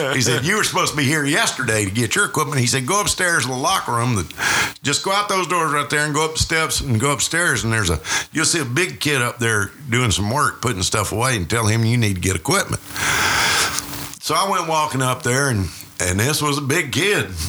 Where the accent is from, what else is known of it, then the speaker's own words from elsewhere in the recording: Georgia, United States; moved away; also born or lived in Illinois; I'm from Georgia